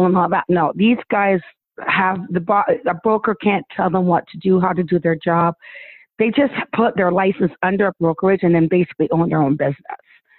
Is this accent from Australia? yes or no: yes; Australia; well, we're from Australia